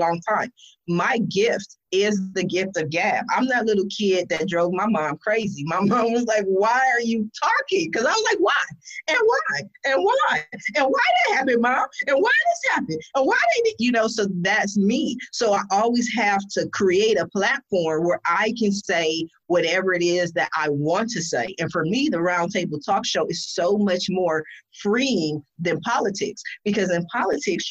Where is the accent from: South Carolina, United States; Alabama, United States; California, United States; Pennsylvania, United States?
California, United States; also born or lived in Columbus, Ohio; since I was 8, I've been, you know, I'm 44 now. I've been in California